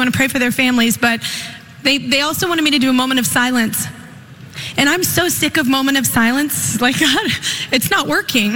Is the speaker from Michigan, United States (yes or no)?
no; Texas, United States; I'm a Texas girl, and my home state has had so much heartbreak over this past year